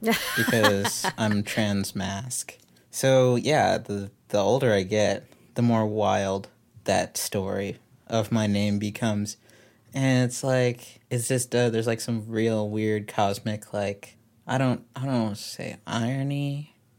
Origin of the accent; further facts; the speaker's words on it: Texas, United States; I'm from Texas, but I, I, like, I don't really feel super Texan, but I also kinda